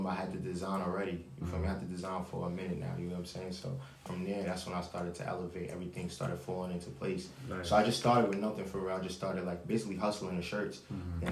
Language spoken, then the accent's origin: English; New York City, New York, United States; I'm from New York